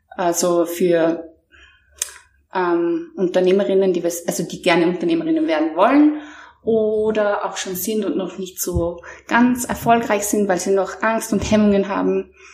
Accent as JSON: {"language": "German", "town": "Mondsee", "region": "Upper Austria", "country": "Austria", "said": "ähm, ich komme aus Monse, das ist in Österreich ein ganz kleiner, bescheidener, aber wunderschöner Ort äh, zwischen Seen und Bergen."}